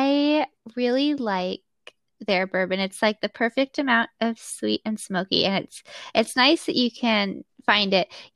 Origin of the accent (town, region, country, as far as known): Bellingham, Washington, United States; born or raised there